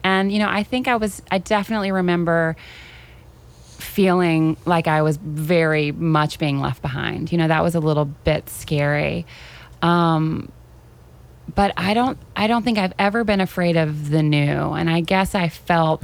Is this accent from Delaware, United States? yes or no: no; Tennessee, United States; moved away as an adult; also born or lived in Chapel Hill; growing up in Tennessee.